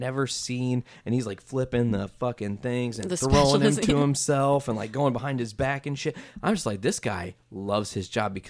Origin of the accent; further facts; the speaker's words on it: Midwest, United States; And I mean, I'm from the Midwest.